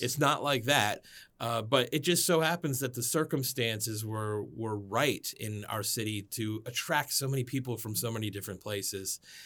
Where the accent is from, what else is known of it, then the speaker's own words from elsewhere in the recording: Miami, Florida, United States; also born or lived in Washington, D.C.; now in Gaithersburg, United States; I grew up in Miami, Florida